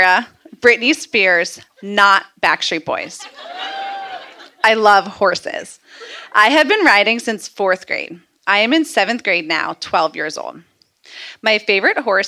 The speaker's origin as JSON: {"language": "English", "town": "Bethesda", "region": "Maryland", "country": "United States", "tie": "born or raised there", "also_born_or_lived": "Baltimore", "said": "I live here in Baltimore, but I grew up in Bethesda."}